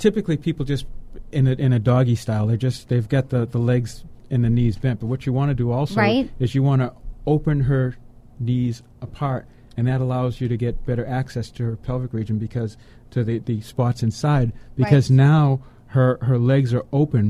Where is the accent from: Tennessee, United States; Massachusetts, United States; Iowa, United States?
Massachusetts, United States; Boston; I'm from Boston, okay, so they had the Boston, Massachusetts Minuteman.